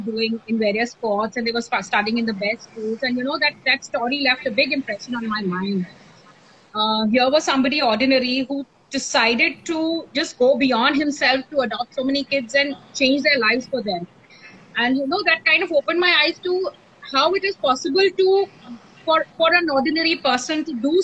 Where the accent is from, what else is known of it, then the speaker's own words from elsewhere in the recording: Kolkata, West Bengal, India; I grew up in Kolkata